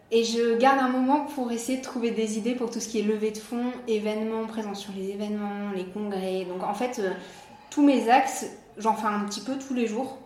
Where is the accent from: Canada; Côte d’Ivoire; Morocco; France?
France; Nice, Provence-Alpes-Côte d'Azur; moved away as an adult; also born or lived in Biarritz / China / Hawaii; now in Cannes, France; je suis niçoise